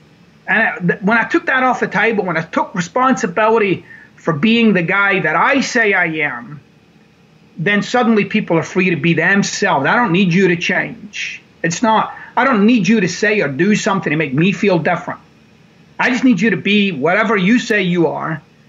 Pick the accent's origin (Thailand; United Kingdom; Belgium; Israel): United Kingdom; Glasgow, Scotland; So I thought, I'll just take a quick flight over to Glasgow, my hometown. I'll go see my mom.